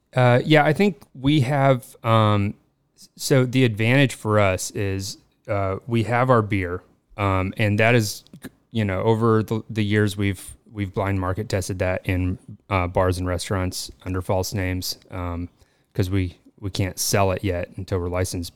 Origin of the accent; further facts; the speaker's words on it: Colorado, United States; moved away as an adult; now in Los Angeles, United States; I'm from Colorado. Uh, grew up on a dairy farm there